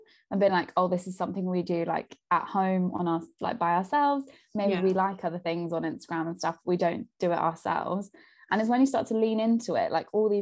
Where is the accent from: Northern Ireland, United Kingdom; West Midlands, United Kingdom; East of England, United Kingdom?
East of England, United Kingdom; Peterborough; I'm from Peterborough